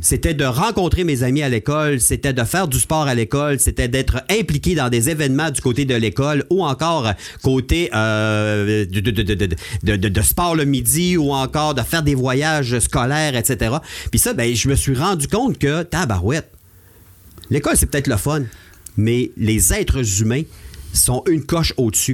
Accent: Chicoutimi, Quebec, Canada; je suis natif de Chicoutimi.

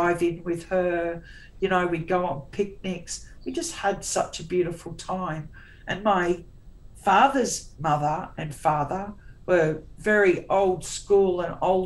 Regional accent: Tasmania, Australia; I was born in Tassie, and we'd drive around Burnie

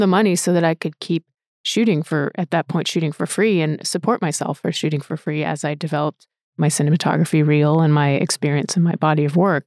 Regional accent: Rhode Island, United States; moved away as an adult; also born or lived in New York; I grew up in Rhode Island

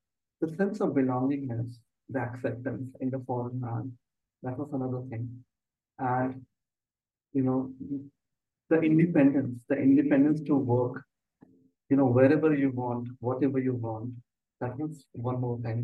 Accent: Uttar Pradesh, India; also born or lived in United States / United Kingdom; I'm mainly from Uttar Pradesh, India

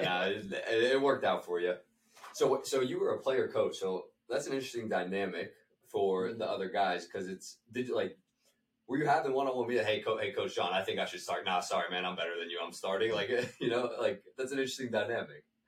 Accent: Western Pennsylvania, United States; growing up in Western PA

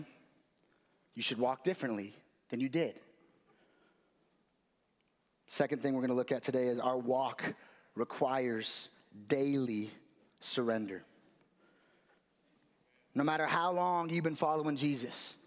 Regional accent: Las Vegas, Nevada, United States; moved away; I grew up in Vegas

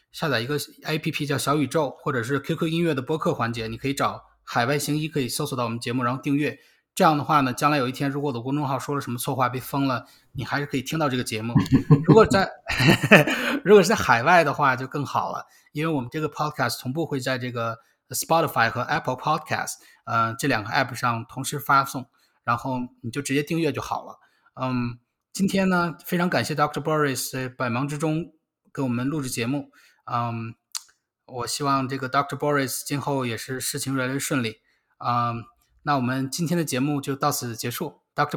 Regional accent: Beijing, China; moved away as an adult; now in United States; 我是北京的嘛

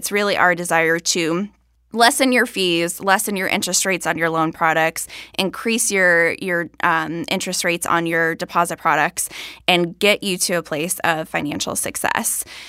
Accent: Florida, United States; moved away; I'm from Florida

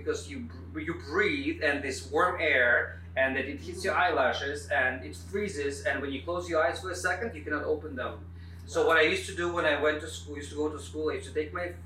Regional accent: Siberia, Russia; moved away; I was born in Siberia

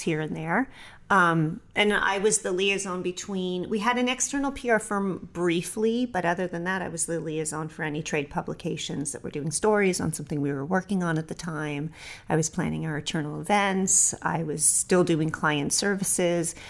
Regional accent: Los Angeles, California, United States; I was raised in Los Angeles in a film production family

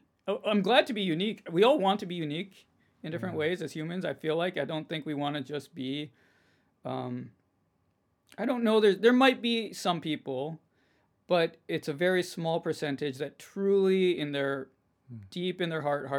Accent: Minnesota, United States; we're currently in Minnesota. We're both from Minnesota.

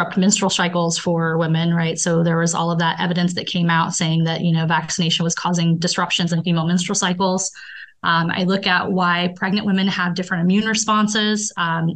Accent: Indiana, United States; moved away as an adult; also born or lived in Colorado; now in Baltimore, United States; So I am from Indiana

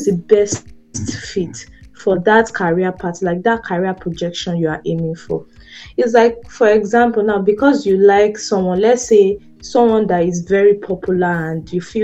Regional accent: Nigeria; as a Nigerian

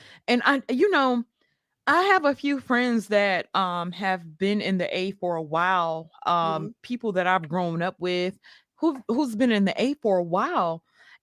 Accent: Mississippi, United States; now in Atlanta, United States; and I'm from Mississippi

